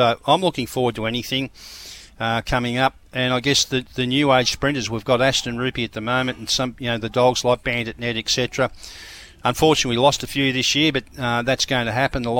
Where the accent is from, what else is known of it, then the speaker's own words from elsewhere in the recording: Queensland, Australia; I know from being a Queenslander